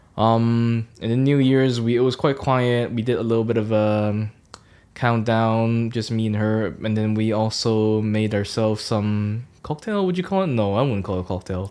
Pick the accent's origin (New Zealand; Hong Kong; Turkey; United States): Hong Kong; now in Norwich, United Kingdom; I'm from Hong Kong, and I've been in the U K, gosh, for seven years now